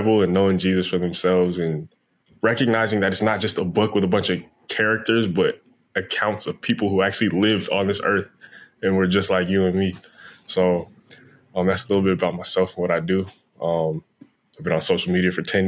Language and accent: English; New Jersey, United States; now in Los Angeles, United States; I grew up in New Jersey. I live out in L.A.